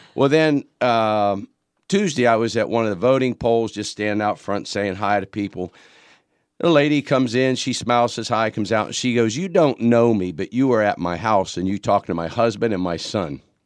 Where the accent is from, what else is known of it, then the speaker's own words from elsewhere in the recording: Pittsburgh, Pennsylvania, United States; now in Horry County, United States; originally from Pittsburgh